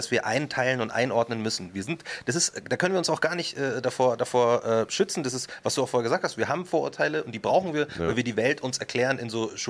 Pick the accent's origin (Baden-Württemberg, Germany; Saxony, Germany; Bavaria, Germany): Bavaria, Germany; Markt Schwaben; also born or lived in Munich; Und ich sage mhm. halt aus Markt Schwaben, weil das die richtige Antwort ist. Und wenn die sagen, na, na, ich meine so richtig, dann sage ich, ja, okay, geboren bin ich in München.